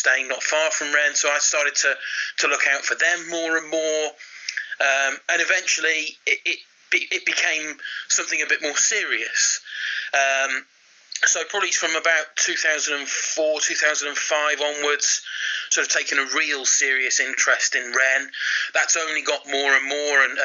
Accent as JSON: {"language": "English", "country": "United Kingdom", "said": "as a Brit"}